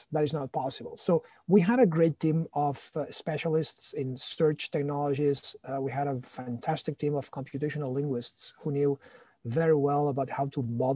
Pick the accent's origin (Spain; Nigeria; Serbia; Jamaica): Spain; Barcelona, Catalonia; moved away as an adult; now in United States; I'm originally from Barcelona